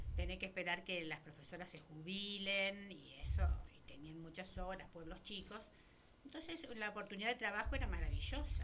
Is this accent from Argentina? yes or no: yes; Córdoba, Argentina; moved away as an adult; now in Neuquén, Argentina; me vine a Neuquén, que desde Córdoba